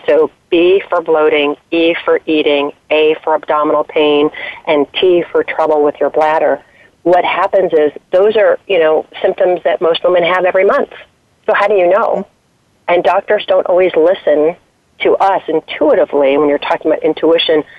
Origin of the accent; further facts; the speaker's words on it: East Coast, United States; moved away as an adult; also born or lived in Colorado; now in Washington D.C., United States; I grew up on the East Coast, but have been out there for a number of years, and moved back east to take a job